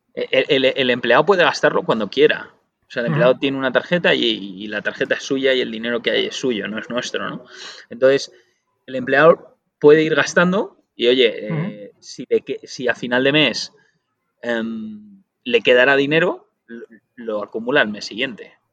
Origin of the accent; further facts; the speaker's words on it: Spain; los únicos que lo decimos mal en el mundo somos los españoles